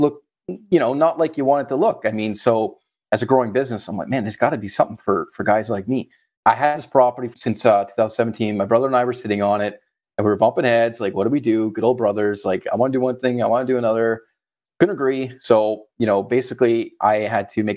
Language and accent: English; Ottawa, Ontario, Canada; moved away as an adult; now in Florida, United States; I am Canadian from our good old cold capital, Ottawa.